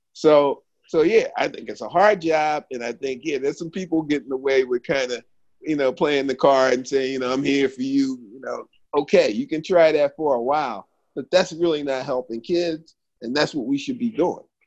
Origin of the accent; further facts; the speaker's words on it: Philadelphia, Pennsylvania, United States; I'm from Philadelphia, PA